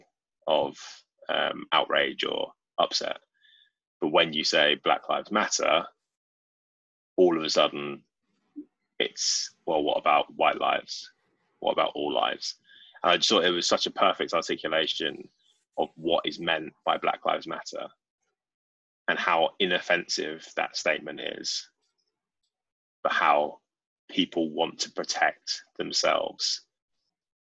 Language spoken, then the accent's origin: English; United Kingdom; We're British. We're all British.